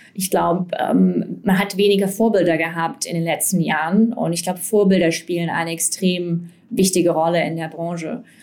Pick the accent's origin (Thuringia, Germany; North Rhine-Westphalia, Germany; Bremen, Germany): Thuringia, Germany; Erfurt; moved away; ich zum Beispiel komme ursprünglich aus Erfurt